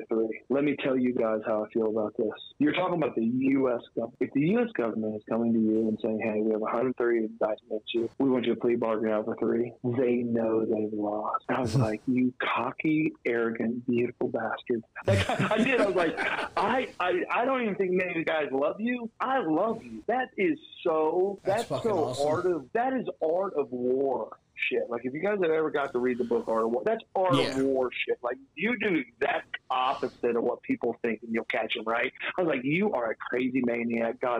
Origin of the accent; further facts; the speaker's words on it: Oklahoma, United States; accent: southern twang; moved away as an adult; also born or lived in Atlanta; I'm from Oklahoma. I've lived in Atlanta for a while, but I still feel that I still have a little bit of a southern twang when I speak.